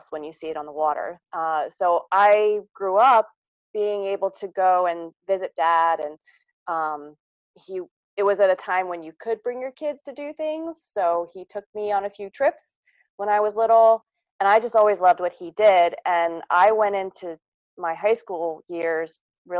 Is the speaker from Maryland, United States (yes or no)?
yes; Kent County, Eastern Shore, Maryland, United States; I am from Kent County, Maryland, on Maryland's Eastern Shore